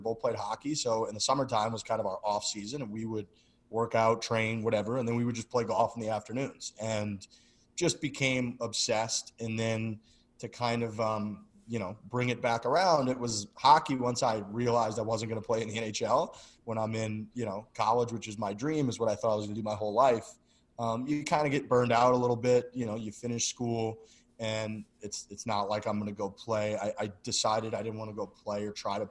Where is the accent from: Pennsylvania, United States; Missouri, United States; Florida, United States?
Missouri, United States; St. Louis; moved away as an adult; also born or lived in Boston; I'm from St. Louis, Missouri. Like my parents have supported the hell out of me forever